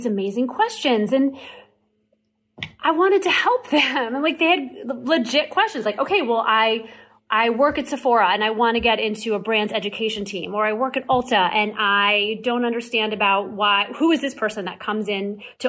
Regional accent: Missouri, United States; I grew up in Missouri

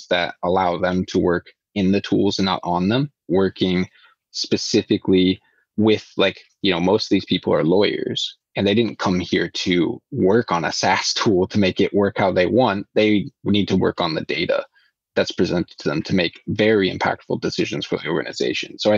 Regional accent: Iowa, United States; now in Sweden; growing up, I really liked growing up in Iowa.

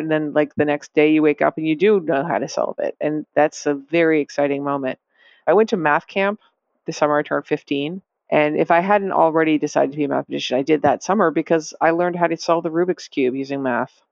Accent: Lexington, Massachusetts, United States; I grew up in Lexington, Massachusetts

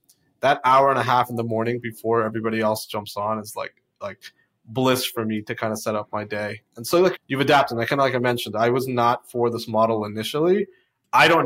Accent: Florida, United States; I went back down to Florida because I'm from Florida

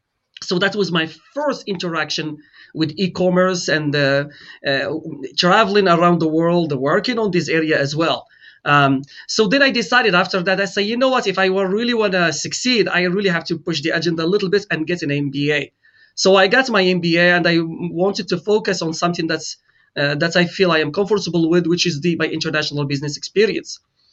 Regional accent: Morocco; now in St. Louis, United States; I am originally from Morocco.

